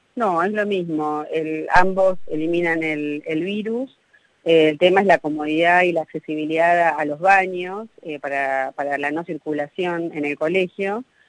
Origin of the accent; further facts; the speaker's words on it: Argentina; somos los latinos, los, argentinos